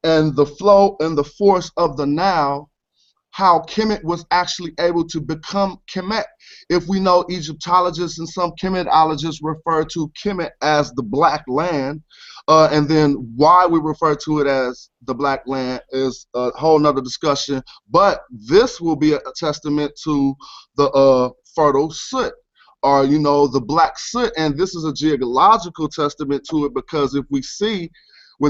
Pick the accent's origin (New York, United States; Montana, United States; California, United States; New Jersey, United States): California, United States; Oakland; I was from Oakland, California